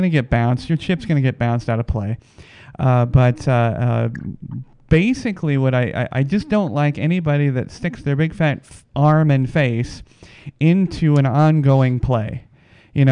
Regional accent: Arizona, United States; now in Las Vegas, United States; I'm from Arizona

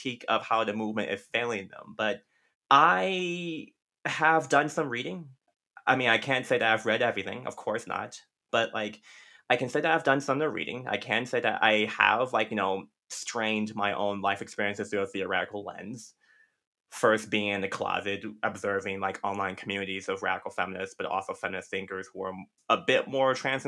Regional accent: Compton, California, United States; growing up in Compton

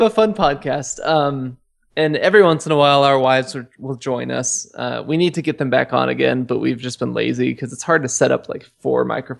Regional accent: Boise, Idaho, United States; also born or lived in Pocatello, Idaho / Virginia; I was born in Pocatello. Moved to Boise after a brief stint in Virginia.

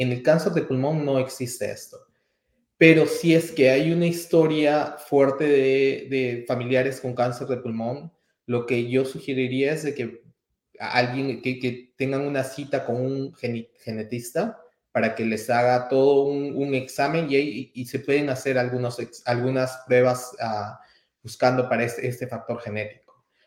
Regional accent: Peru; moved away as an adult; also born or lived in Atlanta; now in Kansas, United States; originariamente soy peruano

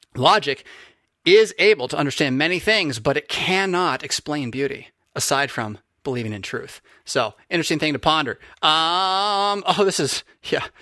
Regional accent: United States; as an American

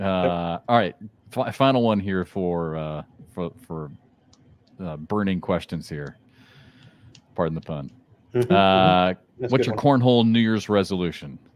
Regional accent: Midwest, United States

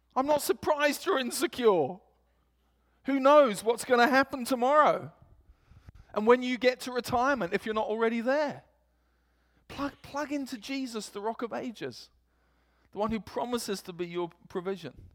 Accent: England, United Kingdom; accent: English; moved away; my English accent

